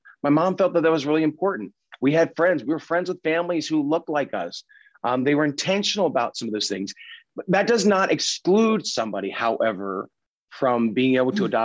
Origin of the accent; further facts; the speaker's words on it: Pennsylvania, United States; I grew up in Pennsylvania and Dutch culture.